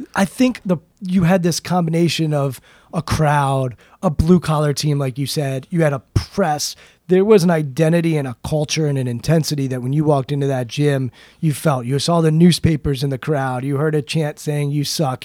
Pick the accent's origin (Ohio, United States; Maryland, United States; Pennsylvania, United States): Maryland, United States; I'm from Maryland